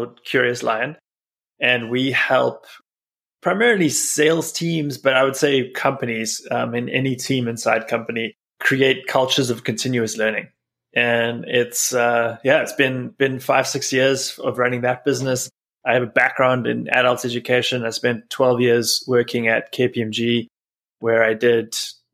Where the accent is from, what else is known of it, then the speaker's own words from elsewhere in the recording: South Africa; moved away as an adult; now in United States; I'm originally from South Africa, where I grew up, and I've been in the States for about 12 years now.